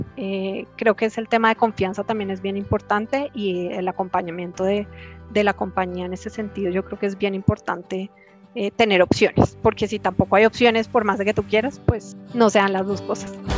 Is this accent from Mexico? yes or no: no; Colombia